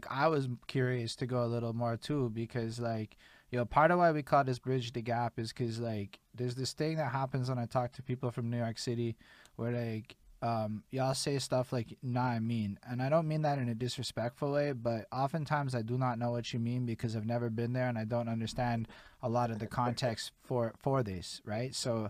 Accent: Montreal, Quebec, Canada; I'm from Montreal, Quebec, Canada.

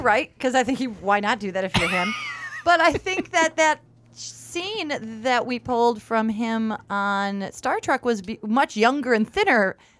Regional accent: United States; I'm from Cherry Creek

